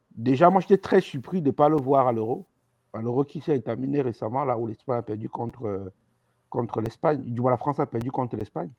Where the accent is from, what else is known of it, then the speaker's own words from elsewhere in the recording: Cameroon; on est Camerounais